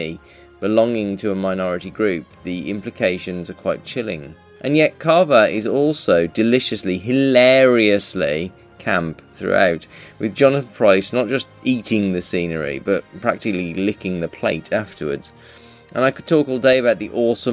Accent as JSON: {"language": "English", "country": "United Kingdom", "said": "we are British"}